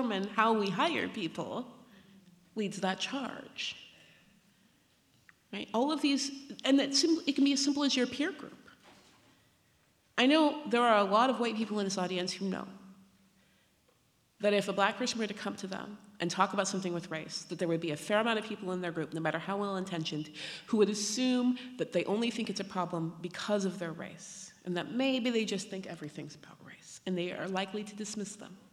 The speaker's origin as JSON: {"language": "English", "region": "Pacific Northwest", "country": "United States", "tie": "born or raised there", "said": "I grew up in the Pacific Northwest, in a country that believes in educating women"}